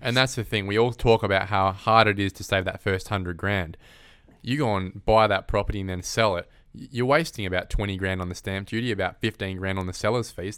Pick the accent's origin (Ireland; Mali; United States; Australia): Australia; Perth, Western Australia; growing up in Perth